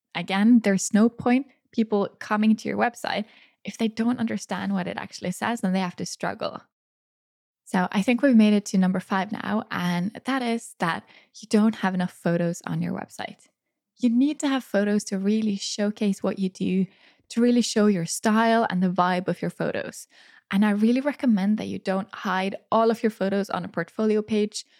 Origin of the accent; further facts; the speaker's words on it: Norway; right here in my hometown